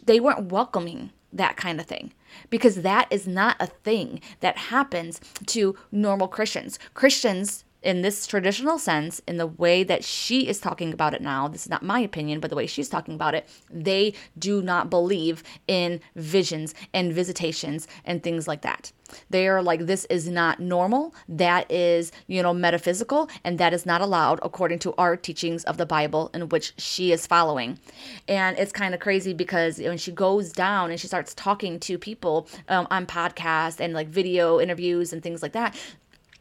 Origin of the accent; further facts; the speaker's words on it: Detroit, Michigan, United States; I am from Motown